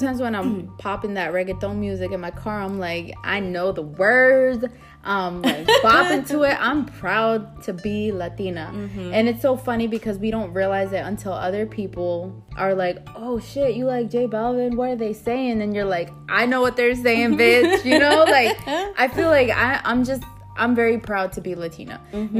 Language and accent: English; East Coast, United States; moved away; also born or lived in Houston, Texas / El Salvador (ancestry); I was raised in the East Coast, and then I lived in the South, like Houston, for a long time.